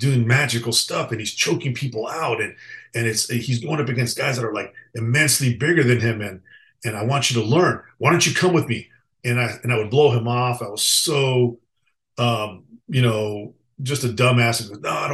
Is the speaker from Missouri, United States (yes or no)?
no; Los Angeles, California, United States; We grew up together in East Los Angeles